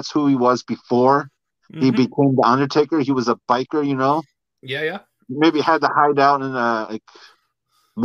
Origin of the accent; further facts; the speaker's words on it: Ontario, Canada; I'm Canadian from Ontario, we have the OHL